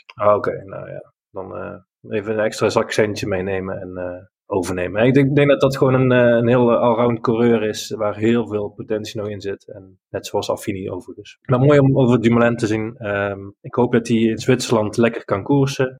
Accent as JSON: {"language": "Dutch", "country": "Netherlands"}